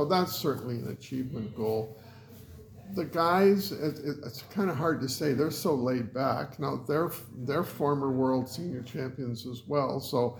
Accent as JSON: {"language": "English", "town": "Kitchener", "region": "Ontario", "country": "Canada", "tie": "born or raised there", "also_born_or_lived": "Calgary", "moved": "as an adult", "said": "I'm originally from Southern Ontario, Kitchener-Waterloo, which has a very definite Germanic history. So I know lots of German phrases"}